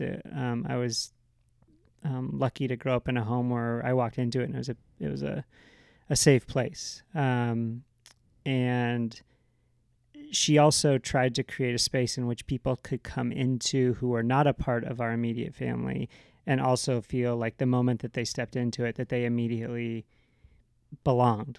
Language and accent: English; Seattle, Pacific Northwest, United States; now in California, United States; I grew up in the Pacific Northwest